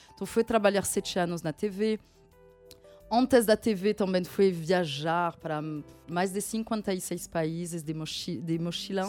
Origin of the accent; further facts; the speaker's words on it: France; moved away; eu nasci na França, de um pai eh, que vem da Gâmbia